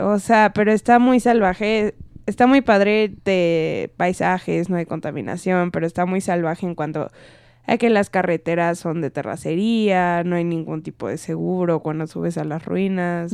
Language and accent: Spanish; Mexico; en México ya estamos muy maleados